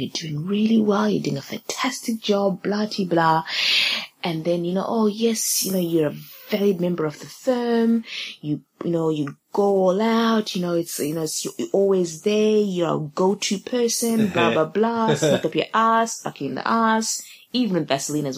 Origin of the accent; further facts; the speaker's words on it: Zimbabwe; I'm from Zimbabwe.